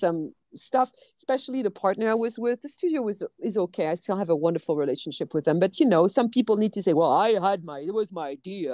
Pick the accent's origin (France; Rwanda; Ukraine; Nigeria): France; accent: French; English is a second language; moved away; you're going to hear my French accent